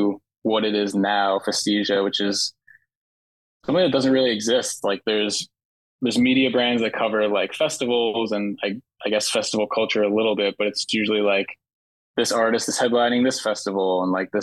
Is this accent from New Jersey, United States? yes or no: yes; Jersey Shore, New Jersey, United States; living at the Jersey Shore